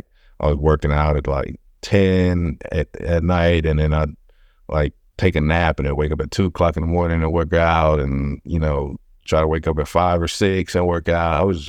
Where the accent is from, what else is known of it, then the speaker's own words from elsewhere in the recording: Houston, Texas, United States; I grew up on the north side of Houston. You know, family never came from like big means. You're always like a lower working class family. You know, basically grew up on North Main.